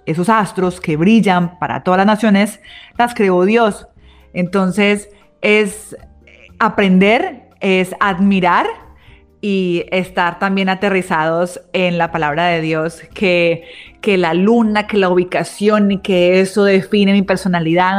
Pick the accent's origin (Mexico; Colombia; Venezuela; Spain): Colombia; como colombianos